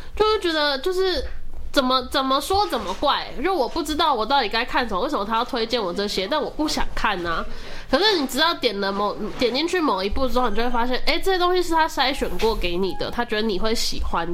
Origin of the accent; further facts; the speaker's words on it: Taiwan; 比如说我是原住民嘛